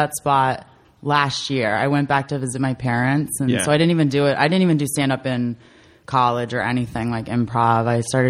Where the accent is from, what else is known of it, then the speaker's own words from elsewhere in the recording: Camden County, New Jersey, United States; moved away as an adult; Because I'm from Camden County.